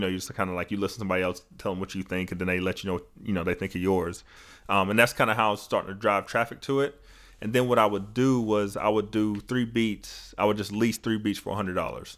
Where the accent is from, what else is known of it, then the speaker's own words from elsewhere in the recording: North Georgia, United States; back up to North Georgia 'cause it was just, like, closer to my hometown